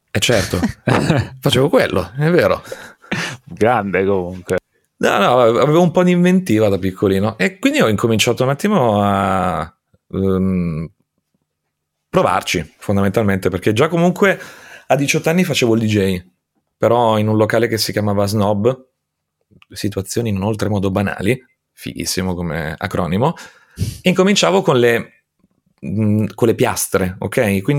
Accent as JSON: {"language": "Italian", "town": "Aosta", "region": "Aosta Valley", "country": "Italy", "tie": "born there", "said": "nasco ad Aosta adesso non so quando va in onda la puntata, quindi tra i 36 e i 37 anni fa"}